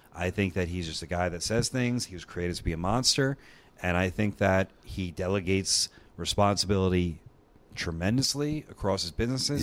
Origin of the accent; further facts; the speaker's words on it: New York, United States; moved away; I grew up in New York and a very democratic state